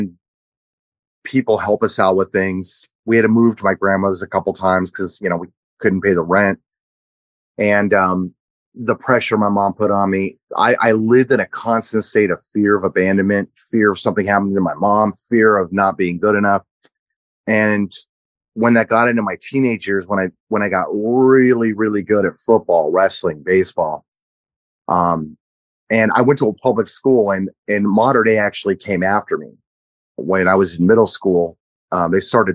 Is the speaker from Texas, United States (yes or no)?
no; Orange County, California, United States; also born or lived in Big Island, Hawaii; I grew up in Orange County. We moved to Orange County when I was 3 and a half, maybe